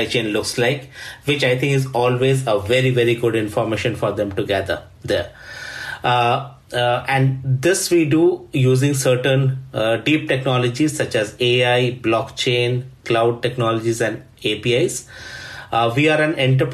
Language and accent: English; India; moved away as an adult; also born or lived in Sweden; now in Stockholm, Sweden; I'm originally from India, but have been living in Sweden for the last 14 years